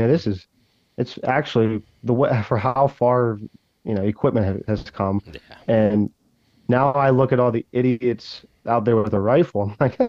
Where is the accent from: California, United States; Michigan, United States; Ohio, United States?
Ohio, United States; And I don't even know if that necessarily mean my home state. Ohio is obviously going to be one of my top ones.